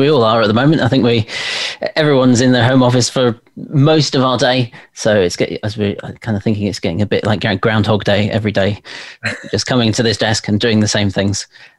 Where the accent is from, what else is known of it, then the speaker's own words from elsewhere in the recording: London, United Kingdom; born there; accent: RP; I was born in London, and as you say, my family were all actors, so I think I sort of just kept the RP type twang